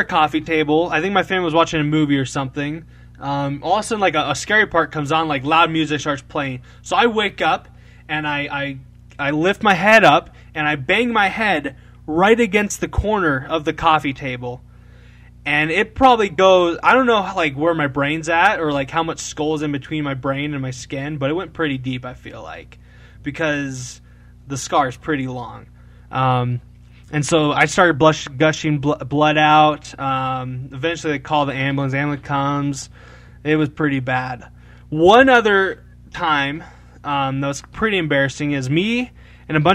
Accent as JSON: {"language": "English", "town": "Rochester", "region": "Minnesota", "country": "United States", "said": "Rochester, Minnesota"}